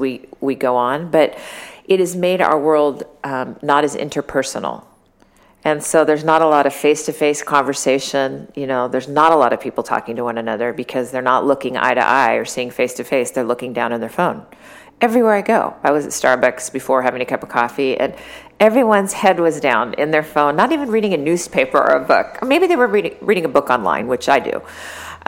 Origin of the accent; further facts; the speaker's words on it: Sacramento, California, United States; I grew up in the Central Valley, Sacramento.